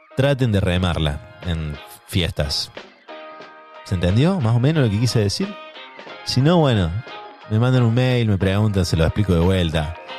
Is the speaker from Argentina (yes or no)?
yes; Córdoba, Argentina; moved away; yo soy de Córdoba